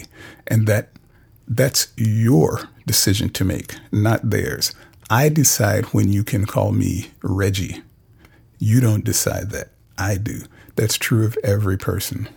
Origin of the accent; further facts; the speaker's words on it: Cincinnati, Ohio, United States; I grew up in Cincinnati, Ohio